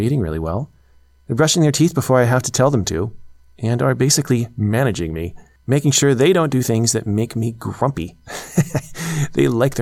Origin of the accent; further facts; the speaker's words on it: United States; moved away as an adult; As an American parent